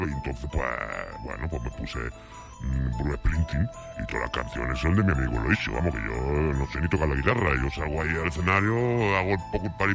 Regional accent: Calahorra, La Rioja, Spain; aquí de Calahorra, macho. Eh, voy a ser yo norteamericano ni qué tontería más tonta. Yo soy de aquí, yo soy más español que vamos con la tortilla de patata.

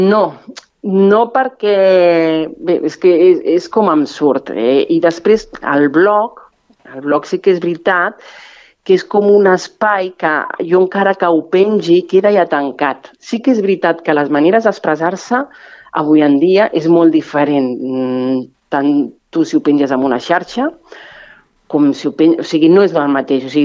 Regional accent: Spain; first language Catalan; de seguida vaig canviar en català la bústia groga perquè m'hi sentia més còmoda, perquè és la meva llengua materna

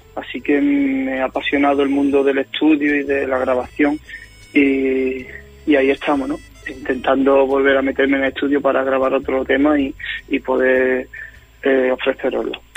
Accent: Guillena, Andalusia, Spain; aquí en, Guillena, un pueblecito de Sevilla de donde soy

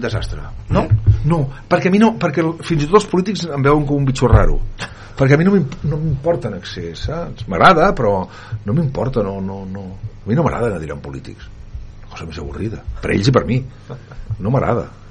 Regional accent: Barcelona, Catalonia, Spain; soc català nascut a Barcelona

